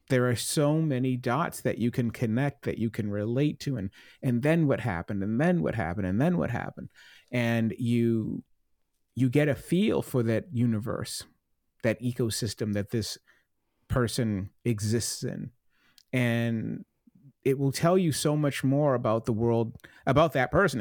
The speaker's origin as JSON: {"language": "English", "town": "Plymouth", "region": "Massachusetts", "country": "United States", "tie": "born or raised there", "said": "I grew up in Plymouth"}